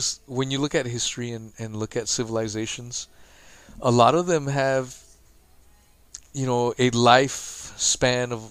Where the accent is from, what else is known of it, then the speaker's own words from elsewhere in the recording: United States; being an American myself